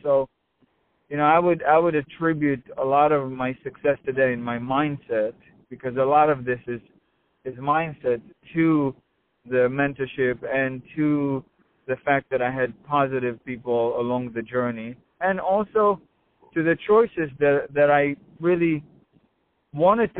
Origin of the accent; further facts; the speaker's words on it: Israel; I grew up in Israel